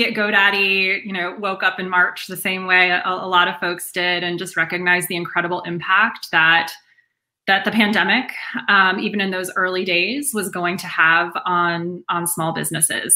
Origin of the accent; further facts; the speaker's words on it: Boston, Massachusetts, United States; I'm from the Boston area